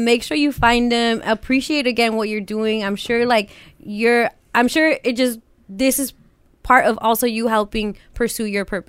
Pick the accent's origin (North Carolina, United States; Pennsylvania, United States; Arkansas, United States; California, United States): California, United States; the Valley; we're both from the Valley.